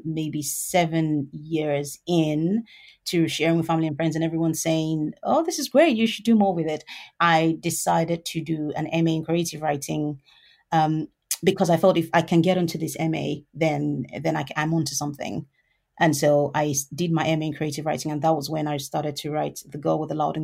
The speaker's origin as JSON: {"language": "English", "region": "Lagos", "country": "Nigeria", "tie": "born or raised there", "moved": "as an adult", "lives_now": "United Kingdom", "said": "I was born in Lagos in Nigeria, and I lived there for about 19 years of my life."}